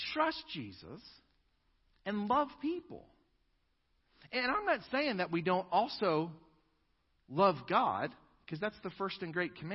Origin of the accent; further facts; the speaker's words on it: United States; as American Christians